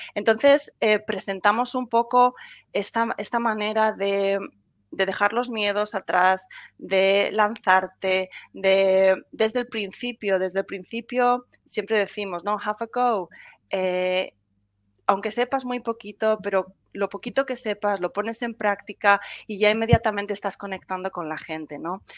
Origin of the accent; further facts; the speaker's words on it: Spain; moved away as an adult; now in England, United Kingdom; soy española, pero vivo ya desde hace muchos años aquí en Inglaterra